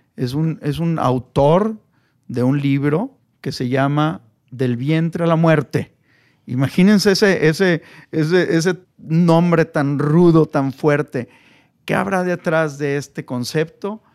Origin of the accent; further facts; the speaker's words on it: Mexico; mi labor como, como mexicano